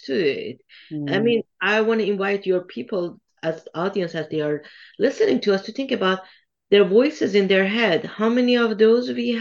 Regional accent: Tehran, Tehran Province, Iran; moved away; I come from Iran originally. And I remember when Iran was at war with Iraq and I was in high school back then

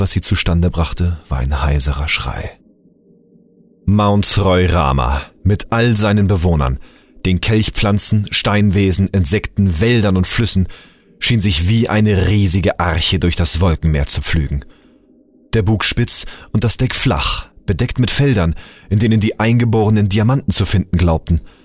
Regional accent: Hamburg, Germany; born or raised there; now in Bühl, Germany

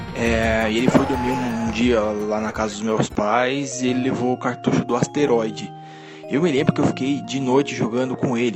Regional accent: São Paulo, Brazil; sou aqui de São Paulo

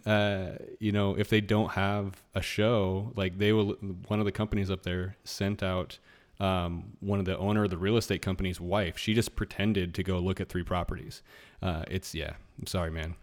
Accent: Anchorage, Alaska, United States; moved away; I grew up in Anchorage, Alaska

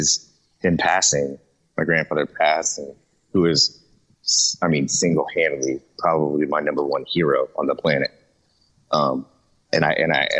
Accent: Jacksonville, Florida, United States; also born or lived in Lawton, Oklahoma; I'm raised in Jacksonville, Florida

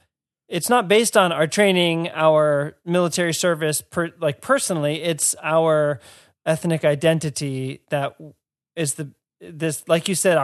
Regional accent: United States; as an American

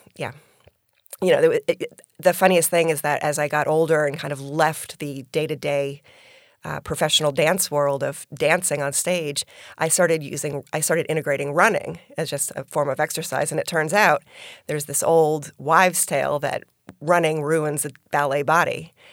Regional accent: Albany, New York, United States; born or raised there; now in Florida, United States

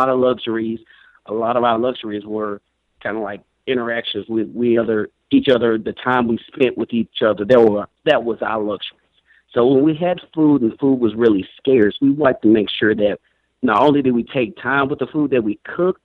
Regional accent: Brownsville, Tennessee, United States; I was born originally in West Tennessee, maybe less than 100 miles outside of Memphis, a little small town called Brownsville.

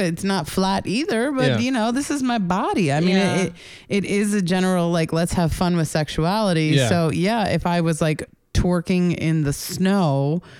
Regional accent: Melville, New York, United States; I'm a New Yorker. Okay. I'm originally from Long Island.

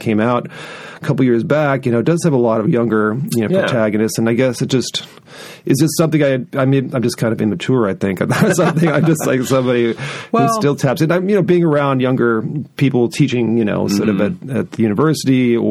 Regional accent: California, United States; also born or lived in Oregon / Seattle; now in Boise, United States; I grew up in California, was born in Oregon, lived in Seattle for years

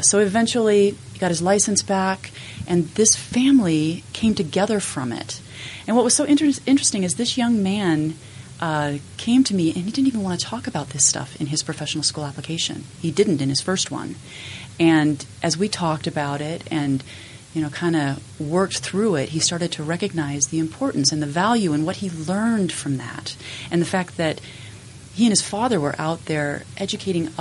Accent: Logan, Utah, United States; I grew up in Logan

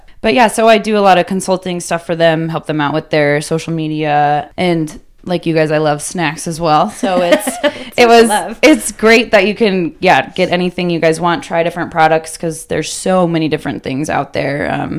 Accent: Littleton, Colorado, United States; Littleton, Colorado, super close.

